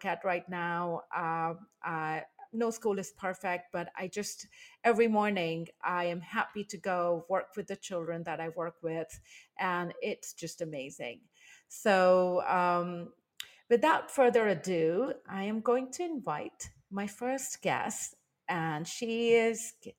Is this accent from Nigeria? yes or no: no; India; moved away as an adult; now in Taiwan; I am originally from India